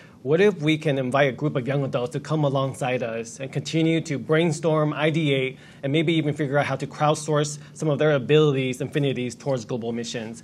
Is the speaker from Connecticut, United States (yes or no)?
no; Los Angeles, California, United States; moved away as an adult; also born or lived in China; I grew up in Los Angeles